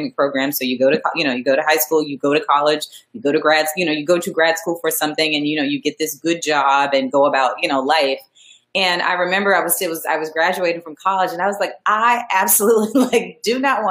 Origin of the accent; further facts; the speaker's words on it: Montgomery, Alabama, United States; also born or lived in Boston, Massachusetts; I grew up in Montgomery, Alabama, and it's, you know, it's Alabama, but Montgomery is the capital.